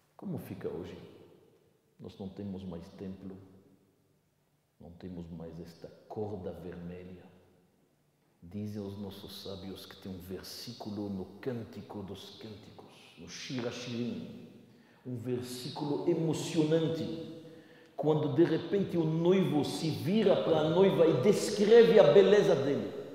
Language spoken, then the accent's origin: Portuguese; Belgium; moved away; eu venho da Bélgica. na Bélgica, na minha cidade